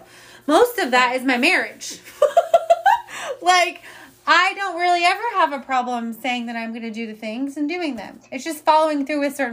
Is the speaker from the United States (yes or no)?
yes; Indiana, United States; now in Austin, United States; I'm from Indiana